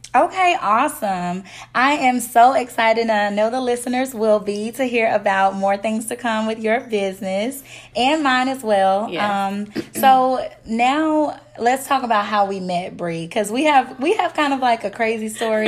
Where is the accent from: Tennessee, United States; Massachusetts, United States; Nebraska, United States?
Tennessee, United States; Memphis; moved away as an adult; now in Nashville, United States; I'm from Memphis, Tennessee. I currently live in Nashville